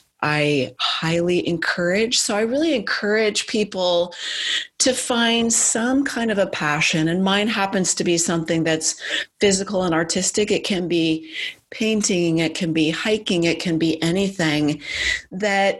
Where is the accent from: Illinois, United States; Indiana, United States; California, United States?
California, United States; Silicon Valley; I grew up in Silicon Valley